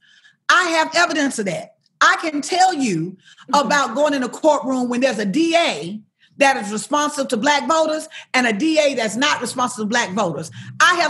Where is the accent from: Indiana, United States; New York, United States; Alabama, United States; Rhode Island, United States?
Alabama, United States; I'm from Alabama